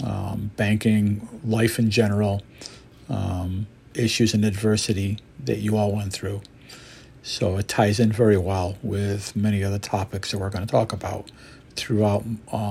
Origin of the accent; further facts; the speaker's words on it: Syracuse, New York, United States; also born or lived in Montreal, Canada; I was born in Montreal, Canada, lived there for 6 or 7 years behind coming to America with my mother and father and my sister. Basically, was living in Syracuse, New York. And went to high school here and middle school